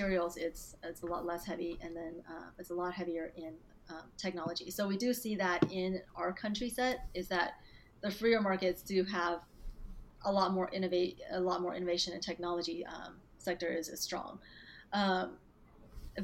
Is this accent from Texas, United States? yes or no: yes; Dallas, Texas, United States; also born or lived in Beijing, China / Hong Kong; I was born in Beijing, and I grew up there until I was about 9 years old, and then I moved to Texas and grew up here, mostly in Dallas after